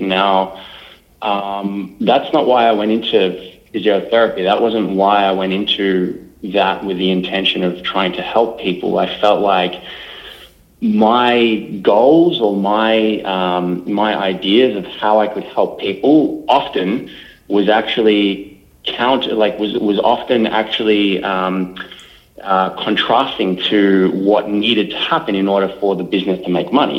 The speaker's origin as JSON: {"language": "English", "town": "Melbourne", "region": "Victoria", "country": "Australia", "tie": "born or raised there", "said": "I was born and bred in Melbourne, right in the heart of Melbourne."}